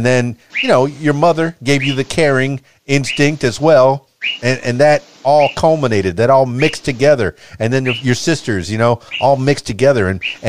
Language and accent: English; Miami, Florida, United States; You know, I come from Miami, a very diversified place.